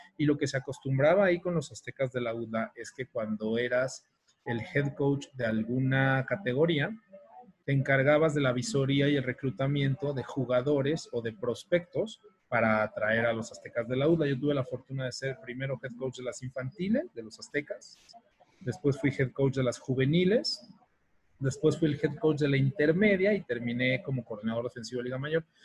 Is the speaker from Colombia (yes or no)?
no; Mexico; soy el único mexicano que lo ha hecho